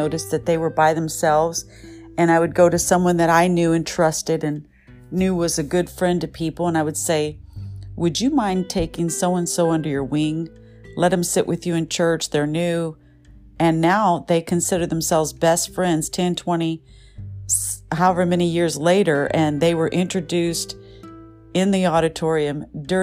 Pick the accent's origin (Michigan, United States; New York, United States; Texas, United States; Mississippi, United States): Michigan, United States; now in Southern California, United States; I grew up in Michigan